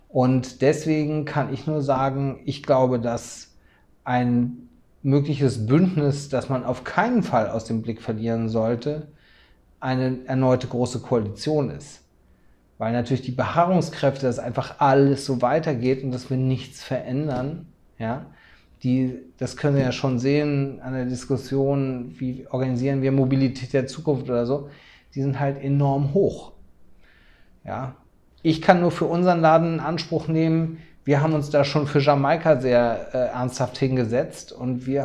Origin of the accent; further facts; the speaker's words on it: Schleswig-Holstein, Germany; ich komme aus Schleswig-Holstein, da wird gerade eine Firma belt Beltquerung gebaut.